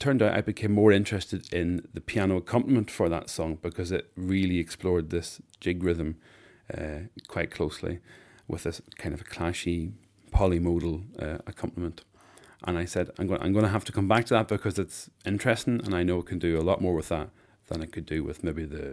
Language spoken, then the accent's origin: English; County Tyrone, Northern Ireland, United Kingdom; also born or lived in Maynooth, Ireland; now in Ireland; I come from County Tyrone